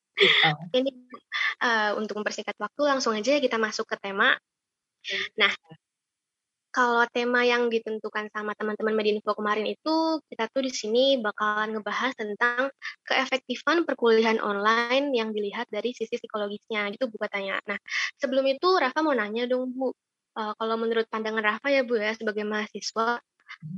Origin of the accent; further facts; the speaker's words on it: Bandung, West Java, Indonesia; asalku dari Bandung